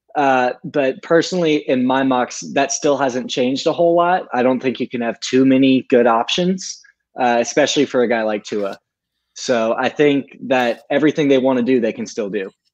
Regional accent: Tuscaloosa, Alabama, United States; moved away as an adult; also born or lived in Gainesville, Florida; I grew up in Tuscaloosa.

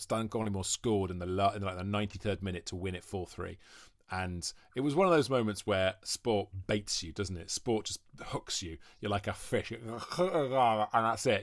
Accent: Welsh, Wales, United Kingdom; now in London, United Kingdom; I'm Welsh

